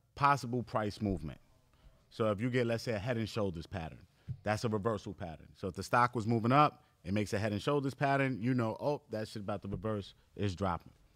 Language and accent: English; New York City, New York, United States; me growing up in Far Rockaway, Queens, in New York